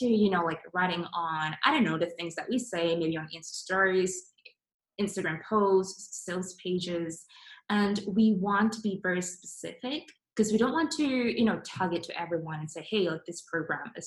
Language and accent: English; Singapore; I'm from Singapore, and my basically we have four different races in there.